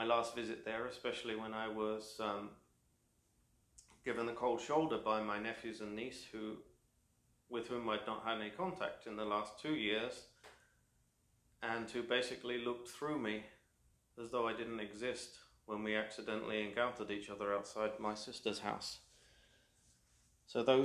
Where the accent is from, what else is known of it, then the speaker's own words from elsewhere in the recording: United Kingdom; first language English; moved away as an adult; now in Quebec, Canada; a British-born native